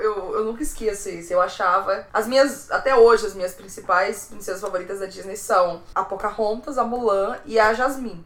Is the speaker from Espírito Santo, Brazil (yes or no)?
no; São Luís, Maranhão, Brazil; moved away; also born or lived in Fortaleza; Eu sou maranhense, eu sou ludovicense